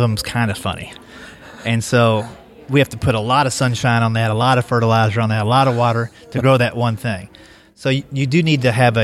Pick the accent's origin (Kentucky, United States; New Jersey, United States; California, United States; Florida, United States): Kentucky, United States; moved away as an adult; also born or lived in Columbus, Ohio; now in Nashville, United States; I grew up in Kentucky